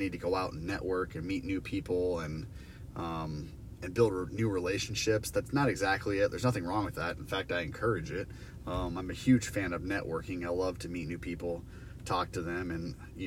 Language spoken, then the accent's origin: English; Iowa, United States; I'm from Iowa.